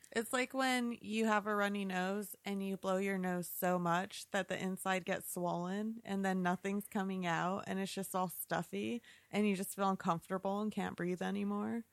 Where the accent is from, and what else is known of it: New Mexico, United States; born or raised there; moved away as an adult; now in Arizona, United States